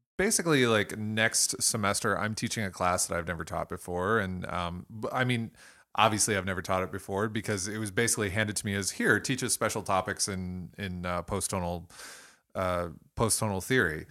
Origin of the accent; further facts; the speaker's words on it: Toledo, Ohio, United States; accent: Toledo; my Toledo accent